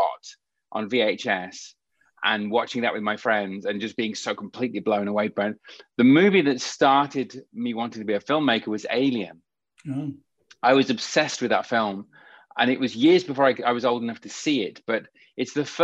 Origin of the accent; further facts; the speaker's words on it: the Midlands of the UK, England, United Kingdom; growing up in the Midlands of the UK, so the rural part of England